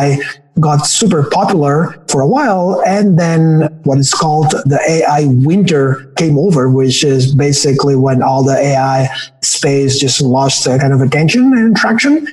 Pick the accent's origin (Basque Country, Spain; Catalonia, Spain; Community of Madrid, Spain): Catalonia, Spain; Barcelona; English is a second language; now in Bay Area, United States; I am from Barcelona.